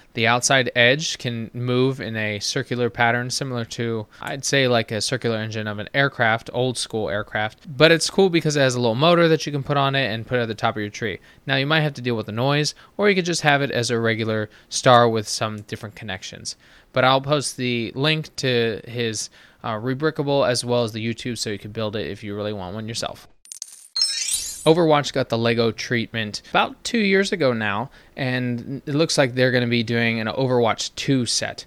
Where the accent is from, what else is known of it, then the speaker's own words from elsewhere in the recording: United States; being an American